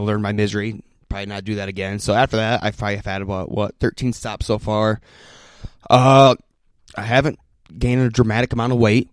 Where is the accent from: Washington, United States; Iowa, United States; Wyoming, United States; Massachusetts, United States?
Iowa, United States; Laguna; I'm from Laguna